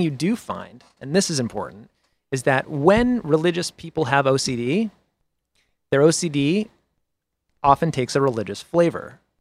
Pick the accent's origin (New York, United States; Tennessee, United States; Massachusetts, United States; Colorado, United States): Massachusetts, United States; Boston; I'm from Boston